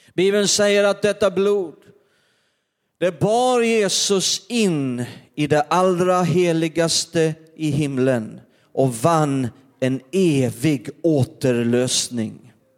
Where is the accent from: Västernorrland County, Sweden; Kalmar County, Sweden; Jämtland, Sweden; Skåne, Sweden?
Skåne, Sweden; Perstorp; när jag var liten i norra Skåne, varenda, början på varenda december där så skulle vi gå till torget i Perstorp